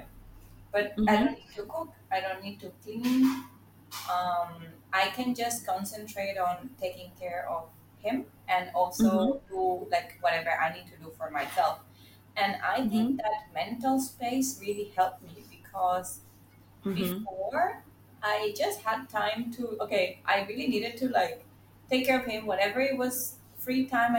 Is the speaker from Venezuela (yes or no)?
yes; Venezuela; now in Singapore; I'm from Venezuela, but currently living in Singapore